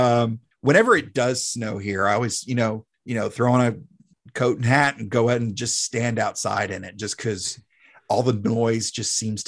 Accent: South Carolina, United States; I'm the youngest of three boys and, first one actually born in the South, mm-hmm. here in South Carolina. The rest of my family's from Pennsylvania.

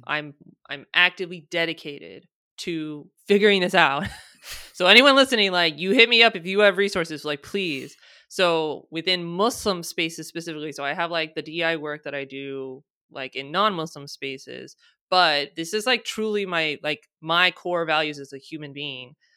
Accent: United States; I'm born and raised in the United States, I'm American

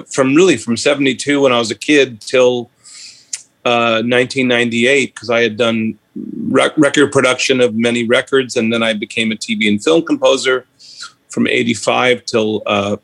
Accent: Long Island, New York, United States; I grew up middle class in Long Island, New York

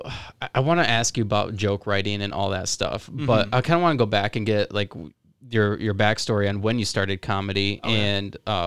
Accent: Charlotte, Michigan, United States; I grew up in Charlotte

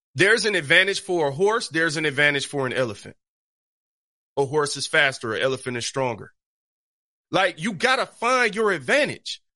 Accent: Detroit, Michigan, United States; I grew up on Seven Mile East Side Detroit in the hood

